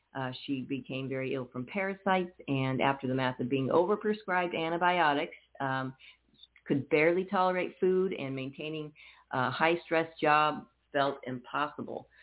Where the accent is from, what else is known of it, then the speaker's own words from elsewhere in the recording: Napa, California, United States; also born or lived in Oakland; now in Arizona, United States; I was born in Oakland, raised in Napa. So I'm a Bay Area girl myself